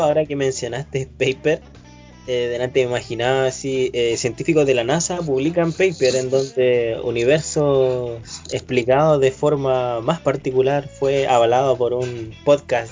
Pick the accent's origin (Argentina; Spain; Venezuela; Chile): Chile